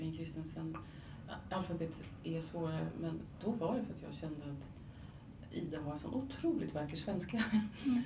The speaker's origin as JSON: {"language": "Swedish", "country": "Denmark", "tie": "born or raised there", "first_language": "Danish and Swedish (bilingual)", "moved": "yes", "said": "jag är upp, född och uppvuxen i Danmark så danska, jag är liksom tvåspråkig från början"}